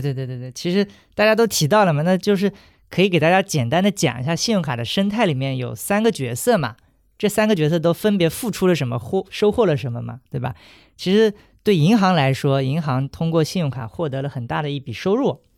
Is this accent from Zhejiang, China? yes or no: yes; Hangzhou, Zhejiang, China; moved away; 回杭州，也就是我的家乡